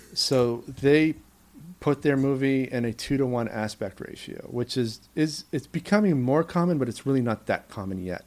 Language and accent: English; Maine, United States; moved away as an adult; also born or lived in New York; my home state of Maine